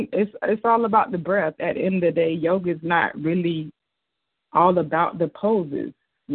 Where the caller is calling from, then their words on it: Jacksonville, Florida, United States; I'm calling from Jacksonville, Florida.